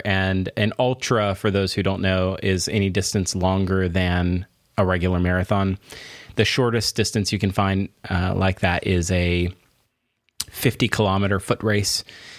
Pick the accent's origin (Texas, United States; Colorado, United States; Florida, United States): Florida, United States; I'm from Florida, and everybody just drinks from a gigantic big gulp at all times.